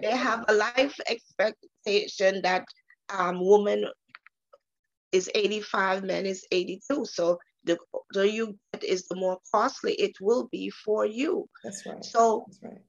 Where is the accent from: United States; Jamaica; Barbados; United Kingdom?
Jamaica; moved away; I am from the beautiful island of Jamaica